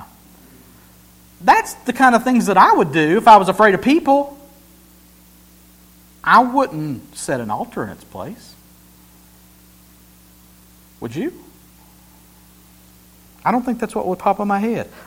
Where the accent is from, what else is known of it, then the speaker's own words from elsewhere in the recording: Helen, United States; I grew up in Helen. And I still live in Helen.